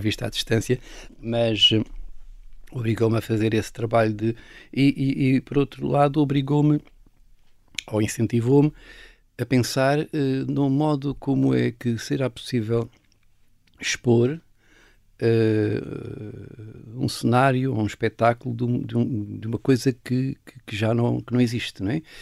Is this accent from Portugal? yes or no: yes; Castelo Branco, Centro, Portugal; Eu nasci em Castelo Branco, mas fui por acaso, a casa dos meus avós, mas a minha vida, os meus primeiros 12 anos foram numa aldeia